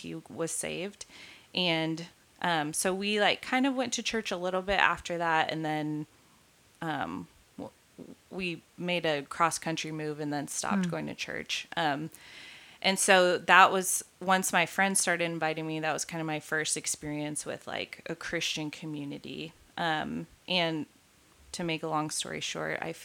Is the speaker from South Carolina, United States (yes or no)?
no; outside of San Antonio, Texas, United States; now in Dallas, United States; I am a Texan by birth and, grew up most of my life in Texas, moved around a little bit when I was younger, but for most of my life lived outside of San Antonio